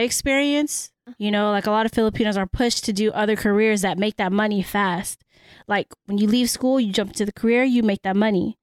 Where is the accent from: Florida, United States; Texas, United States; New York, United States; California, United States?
California, United States; San Francisco; first language Cebuano; English is a second language; I was born and raised in San Francisco